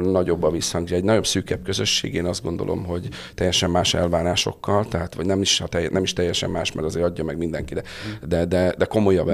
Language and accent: Hungarian; Tata, Komárom-Esztergom, Hungary; Én tatai születésű vagyok